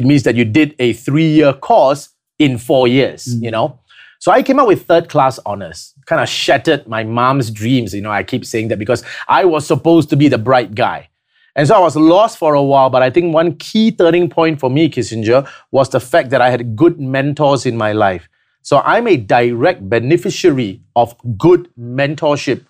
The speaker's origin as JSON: {"language": "English", "country": "Singapore", "said": "I am from Singapore"}